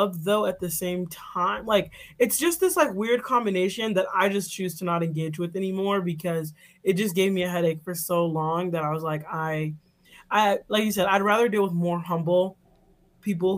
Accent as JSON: {"language": "English", "town": "Chicago", "region": "Illinois", "country": "United States", "tie": "born or raised there", "said": "I grew up in Chicago"}